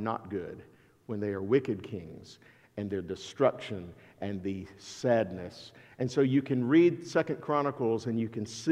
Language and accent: English; Alabama, United States; accent: southern; I am from Alabama, and my southern pronunciation